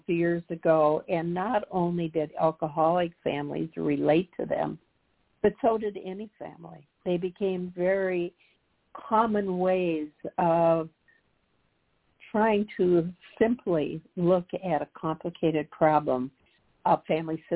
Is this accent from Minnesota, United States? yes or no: yes; Humphrey, Minnesota, United States; also born or lived in Hopkins, Minnesota / Edina, Minnesota; I'm from a very small town in southern Minnesota